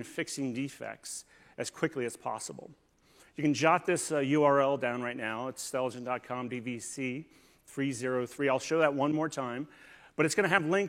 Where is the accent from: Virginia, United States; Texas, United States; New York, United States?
Virginia, United States; Northern; I'm actually from Northern Virginia